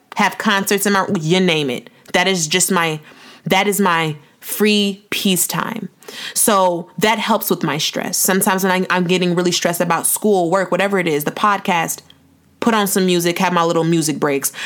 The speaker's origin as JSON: {"language": "English", "country": "Nigeria", "said": "I'm Nigerian too"}